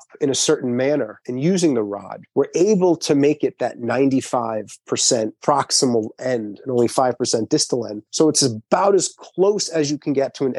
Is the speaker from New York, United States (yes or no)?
yes; Long Island, New York, United States; I'm from Long Island